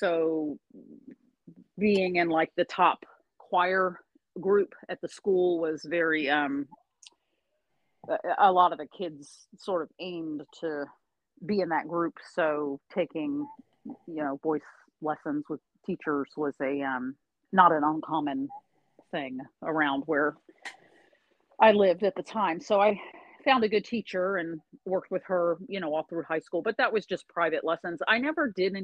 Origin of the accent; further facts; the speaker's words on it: Virginia, United States; moved away as an adult; now in Gainesville, United States; I'm a Virginian. I was born in Virginia, stayed in Virginia through college.